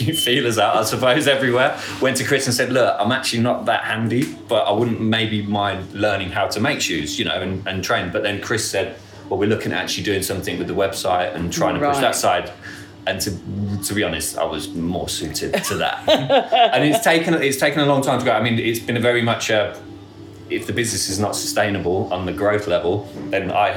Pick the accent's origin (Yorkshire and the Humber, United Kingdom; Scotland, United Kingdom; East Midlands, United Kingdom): East Midlands, United Kingdom; Northampton; I'm from Northampton, I had my own shoe shop